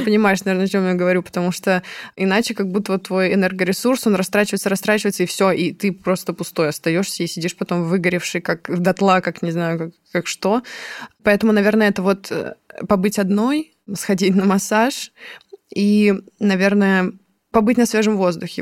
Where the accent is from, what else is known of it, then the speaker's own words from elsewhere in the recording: Moscow, Russia; Я сама из Москвы